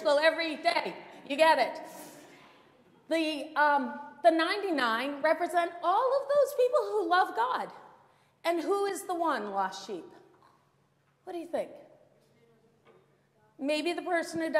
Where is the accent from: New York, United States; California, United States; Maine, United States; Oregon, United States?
Maine, United States; I grew up in Maine